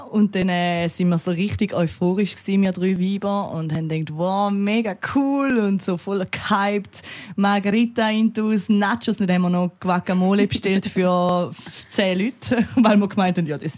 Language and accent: German; Austria; weil ich bin ja Österreicherin, also ich habe äh, Doppelbürger und also ich bin Doppelbürger und ich habe halt den Österreicher Pass verloren.